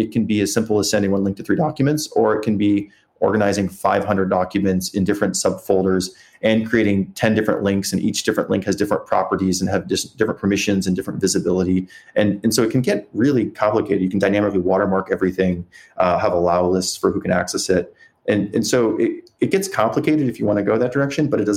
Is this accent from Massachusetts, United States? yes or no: no; South Dakota, United States; now in San Francisco, United States; I grew up in South Dakota